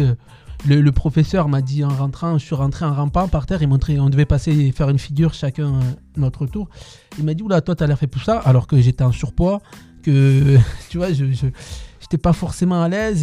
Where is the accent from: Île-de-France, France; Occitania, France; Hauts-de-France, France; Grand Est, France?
Occitania, France; Tarbes; Je suis né à Tarbes, dans, le sud-ouest, dans le sud-ouest, donc au pied des Pyrénées, dans un petit quartier.